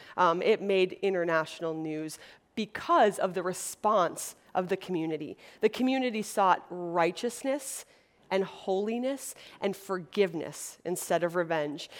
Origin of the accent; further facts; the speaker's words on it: Wisconsin, United States; moved away as an adult; now in Los Angeles, United States; I'm from Wisconsin, which is a little state in the Midwest. And so I grew up in a community of 14 girls